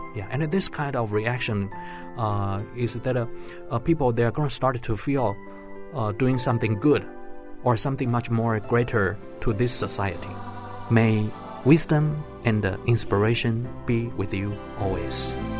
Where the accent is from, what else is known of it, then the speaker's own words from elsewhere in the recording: Hsinchu, Taiwan; I came from Hsinchu region